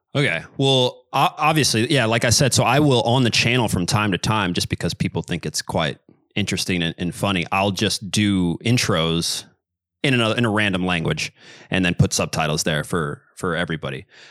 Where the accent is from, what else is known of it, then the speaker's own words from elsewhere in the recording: Kansas City, United States; I am from Kansas City. Um, I'm American, but I grew up, uh, speaking quite a bit of Spanish